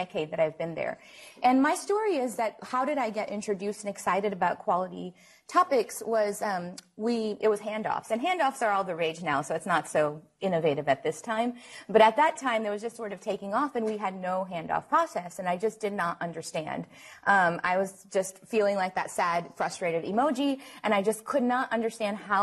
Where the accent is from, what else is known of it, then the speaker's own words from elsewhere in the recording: New Orleans, Louisiana, United States; now in Houston, United States; I am from Houston, originally from New Orleans